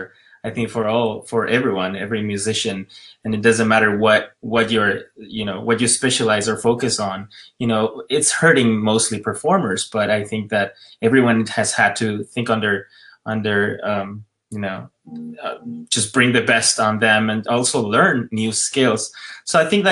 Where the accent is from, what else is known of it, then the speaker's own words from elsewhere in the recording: Ecuador; moved away as an adult; also born or lived in West Hollywood, United States; now in United States; I'm from Ecuador, and I was born and raised there. I moved here, you know, when I was 21